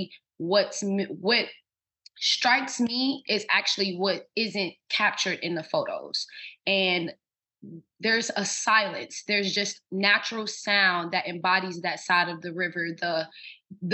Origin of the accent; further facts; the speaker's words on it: Cincinnati, Ohio, United States; now in New Orleans, United States; I am originally from Cincinnati, Ohio, born and raised.